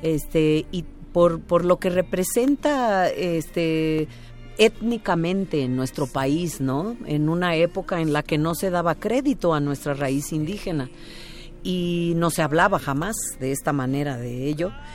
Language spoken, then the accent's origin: Spanish; Oaxaca, Mexico; mi tierra, ahora que estoy en Oaxaca